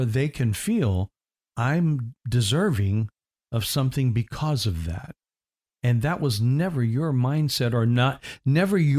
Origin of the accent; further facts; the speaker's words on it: Indiana, United States; now in Florida, United States; I'm from Indiana